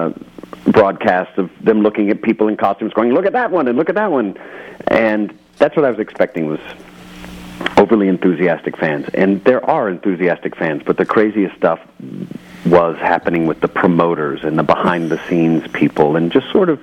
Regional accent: Texas, United States; I grew up in Texas

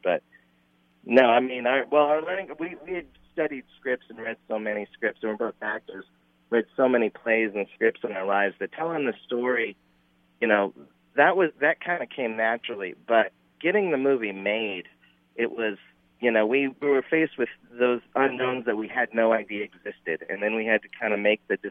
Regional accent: Cave Creek, Arizona, United States; I grew up in Cave Creek

